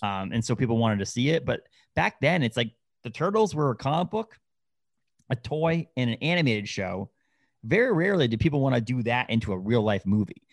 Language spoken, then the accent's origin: English; New England, United States; I grew up in New England